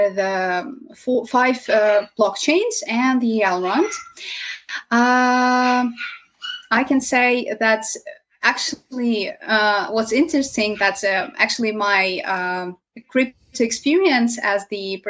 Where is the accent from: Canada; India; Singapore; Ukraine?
Ukraine; from Ukraine